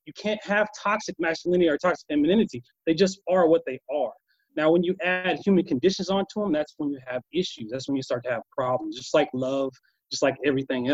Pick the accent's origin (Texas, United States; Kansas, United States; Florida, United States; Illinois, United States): Kansas, United States; moved away; I come from Kansas, right? I was raised by my grandfather. The first 12 years of my life is back and forth from a farm